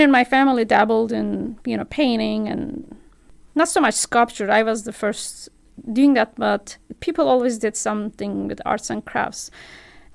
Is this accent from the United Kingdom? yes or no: no; Turkey; English is a second language; moved away as an adult; also born or lived in Istanbul, Turkey; now in Bloomington, United States; I was born on the Turkish-Georgian border